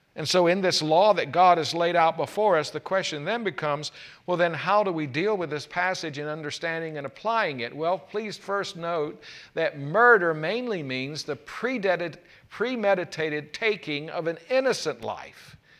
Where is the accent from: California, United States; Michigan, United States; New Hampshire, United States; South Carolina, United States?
South Carolina, United States; when I was growing up in South Carolina